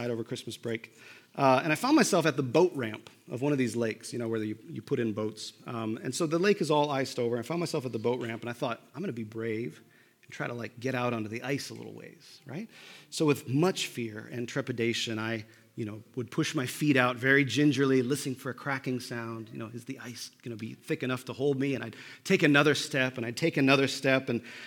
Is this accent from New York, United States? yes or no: no; Minnesota, United States; moved away; I grew up in Minnesota